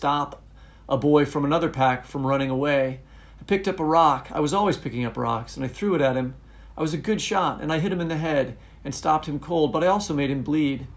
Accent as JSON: {"language": "English", "country": "United States", "said": "as an American citizen"}